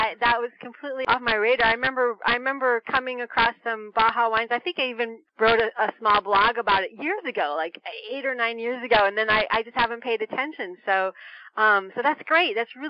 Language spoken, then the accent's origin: English; Santa Barbara, California, United States; moved away as an adult; also born or lived in Los Angeles, California; now in Paris, France; Santa Barbara, but then I lived in LA for almost 15 years, before I moved.